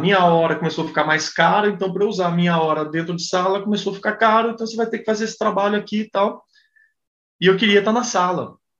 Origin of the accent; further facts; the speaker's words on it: Brazil; eu sou brasileiro